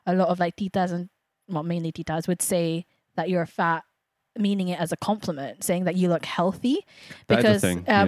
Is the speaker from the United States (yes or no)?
no; England, United Kingdom; we grew up in England